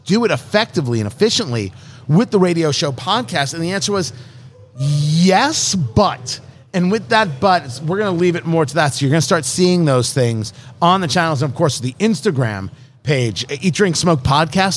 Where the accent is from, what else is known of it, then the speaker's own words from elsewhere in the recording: United States; I'm an American.